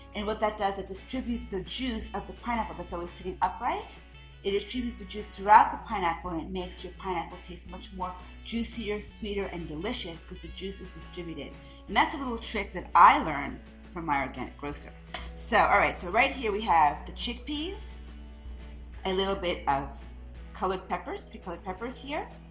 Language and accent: English; France; moved away; growing up in France